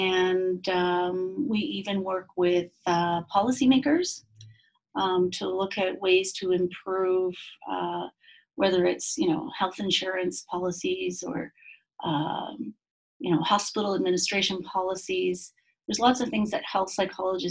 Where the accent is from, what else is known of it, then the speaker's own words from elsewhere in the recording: Quebec, Canada; moved away as an adult; now in Utah, United States; I come from Quebec, Canada, and I guess an interesting, thing about me is that I was raised 5 months of the year in the bush in northern Quebec.